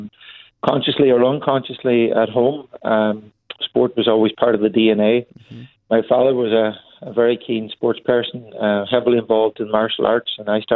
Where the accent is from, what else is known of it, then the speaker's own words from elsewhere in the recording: Donegal, Ulster, Ireland; growing up in Donegal.